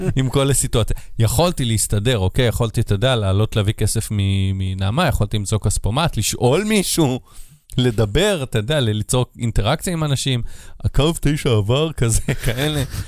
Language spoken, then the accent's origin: Hebrew; Israel; מדינה שגדלתי בה, עיר שאני חי בה שבע שנים